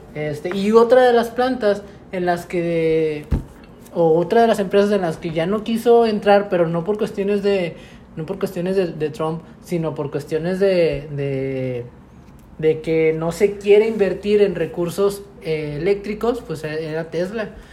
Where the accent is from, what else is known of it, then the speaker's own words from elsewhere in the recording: Mexico; todas las personas que vivimos y somos mexicanos